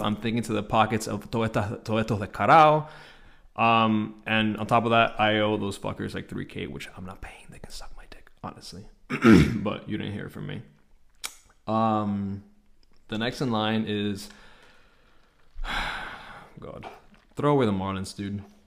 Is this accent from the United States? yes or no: yes; Hialeah, Florida, United States; born and raised in Hialeah, Florida.